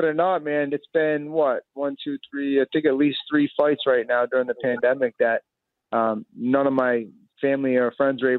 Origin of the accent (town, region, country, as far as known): Boston, Massachusetts, United States; born or raised there